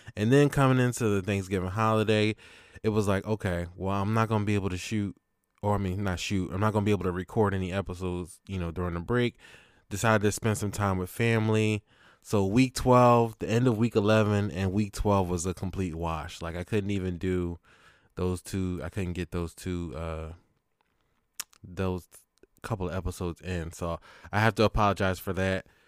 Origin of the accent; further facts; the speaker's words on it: Philadelphia, Pennsylvania, United States; from Philly, Northeast Philly